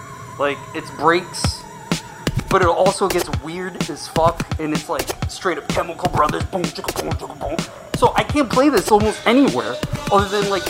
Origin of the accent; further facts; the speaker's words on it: Providence, Rhode Island, United States; I came from Providence, Rhode Island, outside Boston, about 45 minutes northeast or whatever.